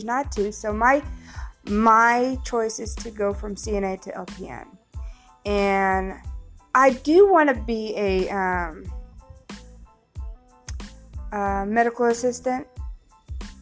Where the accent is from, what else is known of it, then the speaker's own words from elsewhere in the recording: Missouri, United States; moved away as an adult; now in Mississippi, United States; I'm originally from Missouri, born in Missouri. But I moved to Mississippi in 2009